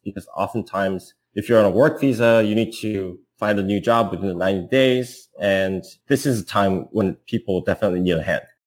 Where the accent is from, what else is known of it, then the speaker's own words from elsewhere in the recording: South Korea; moved away as an adult; now in Bay Area, United States; I'm an entrepreneur from South Korea, living in the Bay Area.